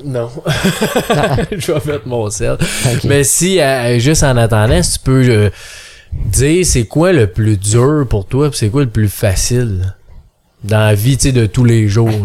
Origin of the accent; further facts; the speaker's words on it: Quebec, Canada; accent: Québécois; je parle un peu en, pas en bûcheron, là. en bon québécois